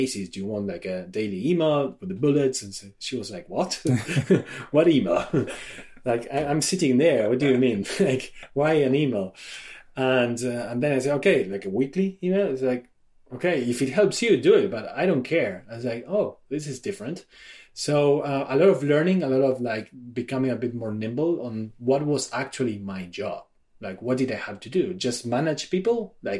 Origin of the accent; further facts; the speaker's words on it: Argentina; moved away as an adult; also born or lived in France; I am originally from Argentina, left my country when I was about 30 to study abroad.